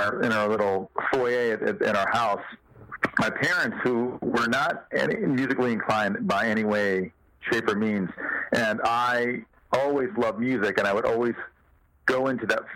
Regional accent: South Bend, Indiana, United States; I'm from South Bend, Indiana

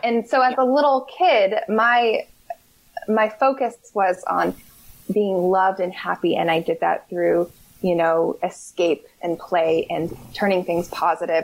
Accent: Berkeley, California, United States; moved away as an adult; also born or lived in Seattle; I grew up in Berkeley

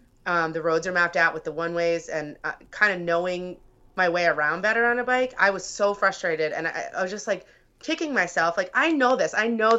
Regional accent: Pennsylvania, United States; now in Chicago, United States; And I was from Pennsylvania. So riding to school in the suburbs, the way that I would have gone wasn't safe.

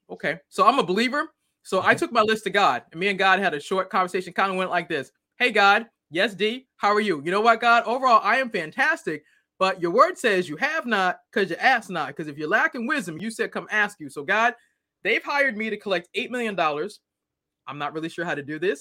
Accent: Boston, Massachusetts, United States; I'm originally from Boston

